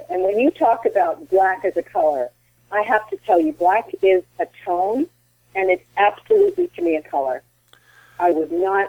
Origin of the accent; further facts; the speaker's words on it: Pittsburgh, Pennsylvania, United States; moved away; also born or lived in Annapolis, Maryland / Long Island, New York; I had a bomb shelter when I was growing up in Pittsburgh.